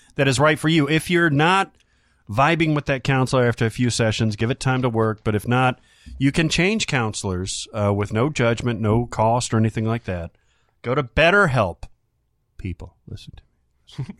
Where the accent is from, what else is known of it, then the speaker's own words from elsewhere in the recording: the South, United States; growing up in the South